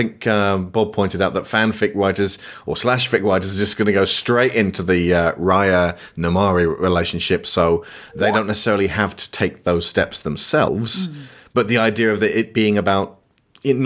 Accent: United Kingdom; As a British person

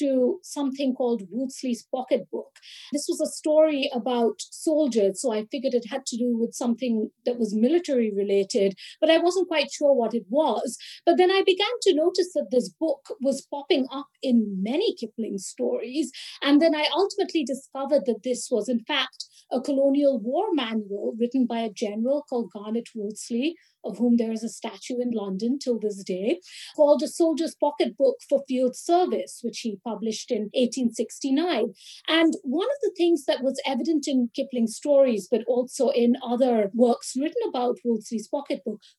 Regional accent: Kolkata, West Bengal, India; moved away as an adult; also born or lived in Delhi, India / Oxford, United Kingdom; now in New Haven, United States; I grew up in Calcutta and I moved to Delhi subsequently to join university

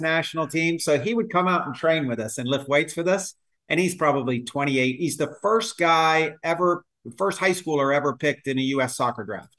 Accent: Tampa, Florida, United States; I grew up in Tampa

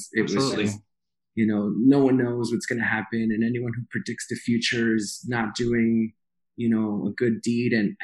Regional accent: New York City, New York, United States; moved away as an adult; also born or lived in West Coast; born and raised in Queens

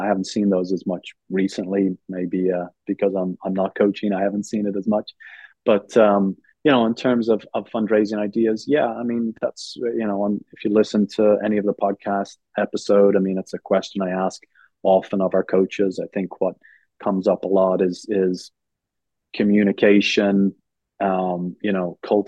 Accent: Ireland; moved away as an adult; now in United States; I'm from Ireland

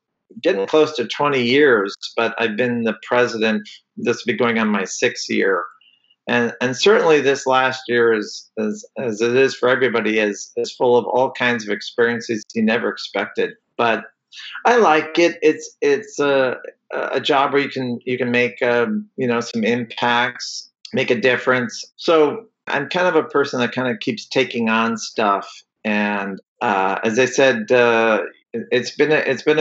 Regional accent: Fresno, California, United States; also born or lived in Toledo, Ohio; now in Santa Maria, United States; I mostly grew up in California, and I grew up in Fresno

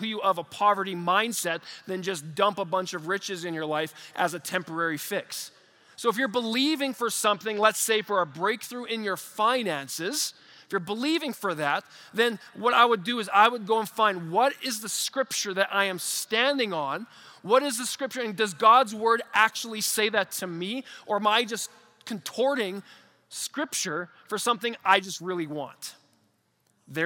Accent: Canada; as a Canadian in 2023

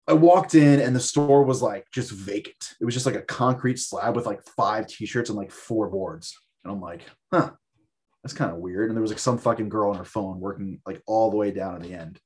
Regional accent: Long Island, New York, United States; also born or lived in Los Angeles; I grew up in Long Island

